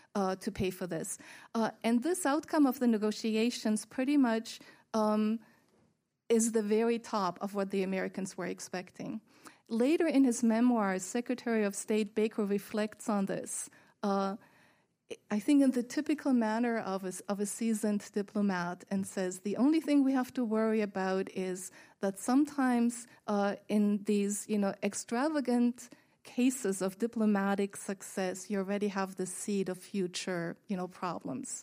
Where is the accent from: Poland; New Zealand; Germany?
Germany; moved away; my home country where I was born, West Germany